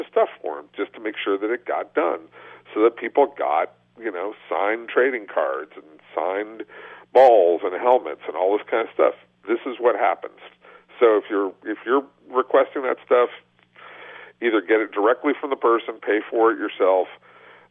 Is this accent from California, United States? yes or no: yes; the San Fernando Valley, California, United States; I grew up in the Valley